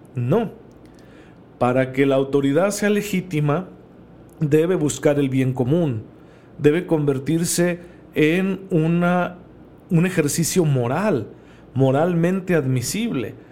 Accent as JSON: {"language": "Spanish", "country": "Mexico"}